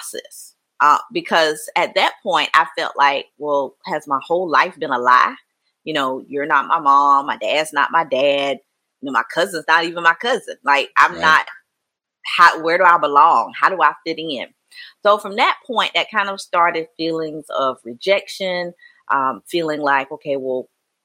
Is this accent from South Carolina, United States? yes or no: yes; Mullins, South Carolina, United States; I was raised in Mullen, South Carolina. It's a small little town in here in South Carolina